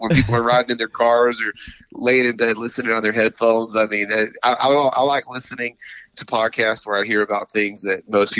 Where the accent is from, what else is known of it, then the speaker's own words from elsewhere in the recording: Greenville, South Carolina, United States; moved away as an adult; now in Indiana, United States; I was born and raised in Greenville, South Carolina. That's actually, I'm hanging out here right now for the holidays, but me and my wife, we live in Indiana now.